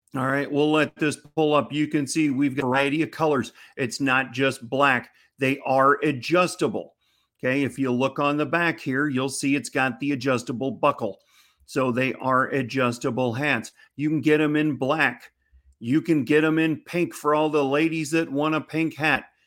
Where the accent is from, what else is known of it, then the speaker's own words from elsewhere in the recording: Missouri, United States; my home state of Missouri